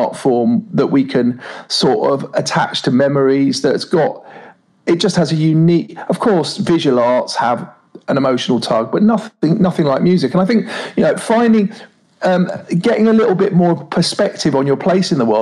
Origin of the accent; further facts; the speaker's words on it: London, United Kingdom; I've probably only ever lived within about a 2 mile radius of where I was born and raised in North London